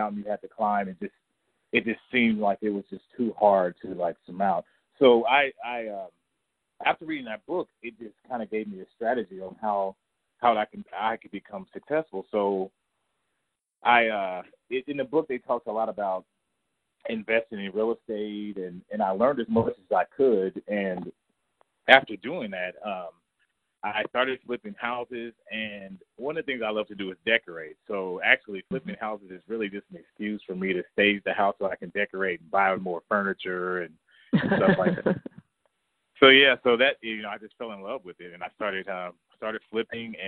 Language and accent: English; Kansas City, Missouri, United States; I was born and raised in Kansas City